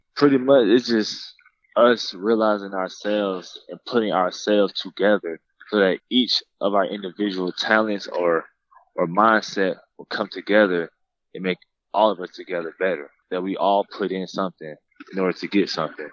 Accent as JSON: {"language": "English", "town": "Douglasville", "region": "Georgia", "country": "United States", "tie": "born or raised there", "said": "I grew up in Douglasville, Lithia Springs, uh, not too far from Atlanta"}